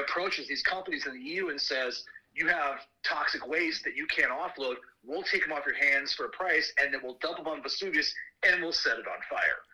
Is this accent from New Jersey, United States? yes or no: no; Sioux Falls, South Dakota, United States; now in Minneapolis, United States; growing up in Sioux Falls, South Dakota